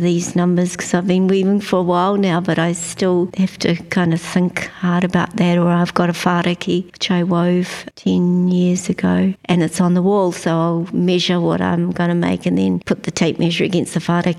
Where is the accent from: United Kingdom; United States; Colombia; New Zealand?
New Zealand; Wairoa, Hawke's Bay; now in Rotorua, New Zealand; I'm originally from Wairoa. It's where all my bones are, but I've lived in Rotorua since 1997